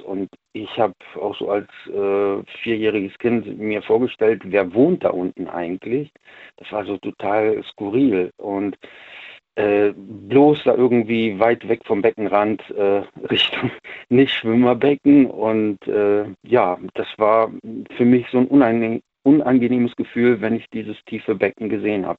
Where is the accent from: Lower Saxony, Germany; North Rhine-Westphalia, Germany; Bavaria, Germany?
North Rhine-Westphalia, Germany; ich komme ja aus NRW